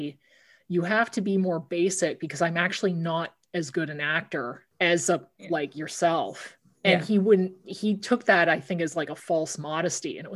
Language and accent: English; Cambridge, Ontario, Canada; my hometown of Cambridge, Ontario